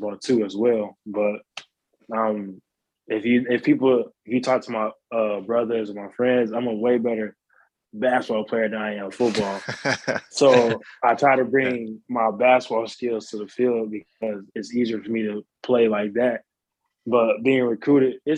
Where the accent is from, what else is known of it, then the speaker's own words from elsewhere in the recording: Oklahoma, United States; moved away as an adult; I'm from Oklahoma. I went to school there, 4 years of high school